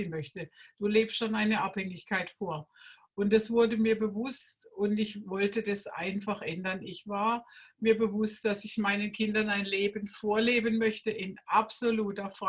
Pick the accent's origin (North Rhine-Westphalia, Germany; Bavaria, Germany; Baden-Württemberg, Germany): Baden-Württemberg, Germany; Ich komme aus dem Schwarzwald heute und vor 40 Jahren war ich noch im Raum Rastatt unterwegs